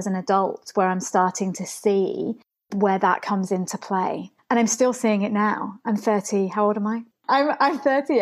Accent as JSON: {"language": "English", "region": "England", "country": "United Kingdom", "tie": "born or raised there", "said": "Where I grew up in England"}